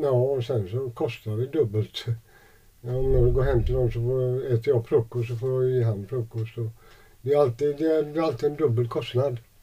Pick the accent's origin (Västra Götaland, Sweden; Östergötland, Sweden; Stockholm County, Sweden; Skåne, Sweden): Västra Götaland, Sweden; Gothenburg; also born or lived in Jönköping / Degerfors; jag växte upp i Gamlestaden